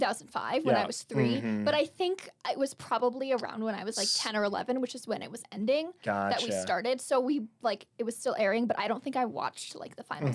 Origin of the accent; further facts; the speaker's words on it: Albuquerque, New Mexico, United States; it films in Albuquerque, which is my hometown.